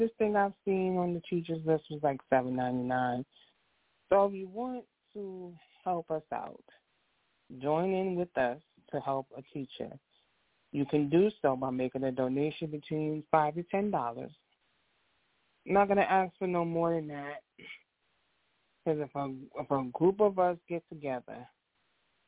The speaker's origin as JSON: {"language": "English", "region": "New York", "country": "United States", "moved": "yes", "lives_now": "New Jersey, United States", "said": "I'm also from New York"}